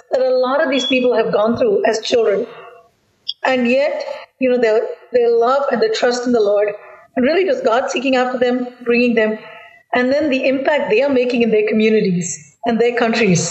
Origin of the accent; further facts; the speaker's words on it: India; from the Indian perspective because that's our background.